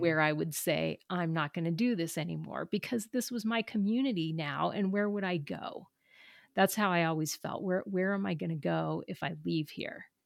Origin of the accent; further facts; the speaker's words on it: Southern California, United States; I'm from Southern California